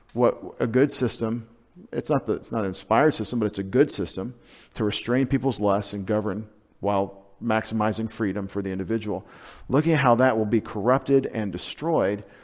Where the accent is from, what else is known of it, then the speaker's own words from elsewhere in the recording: United States; connect my historic setting as an American nationally with my faith as a Christian